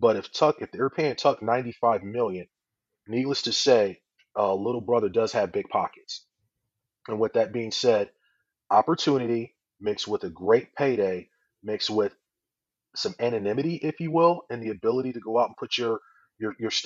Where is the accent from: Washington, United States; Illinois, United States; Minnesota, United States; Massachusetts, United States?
Illinois, United States; Chicago; moved away; I'm from the Chicago area originally myself